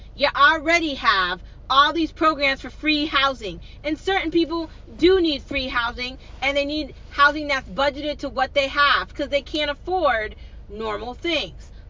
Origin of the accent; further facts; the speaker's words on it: United States; I'm American. It's how I was raised. It's how I grew up